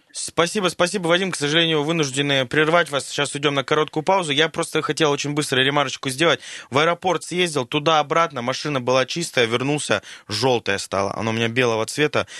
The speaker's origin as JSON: {"language": "Russian", "region": "Siberia", "country": "Russia", "said": "мы, сибиряки, друзья из Красноярска"}